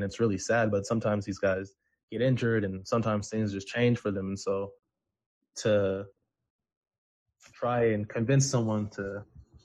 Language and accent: English; Seattle, Washington, United States; I grew up in Seattle. I grew up watching the Washington Huskies